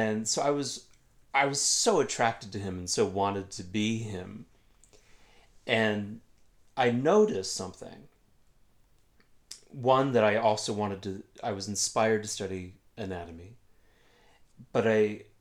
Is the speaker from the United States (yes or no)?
yes; Illinois, United States; I'm from Illinois